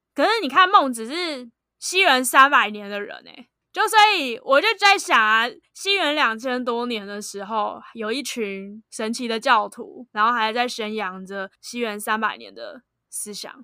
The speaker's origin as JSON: {"language": "Chinese", "country": "Taiwan", "said": "身为台湾人"}